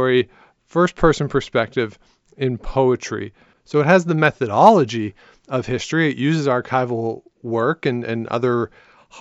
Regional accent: Ontario, Canada; being somebody who grew up in Ontario

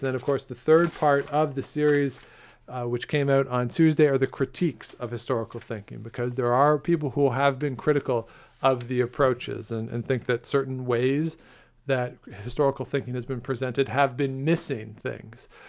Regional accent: Ontario, Canada; I'm from Ontario

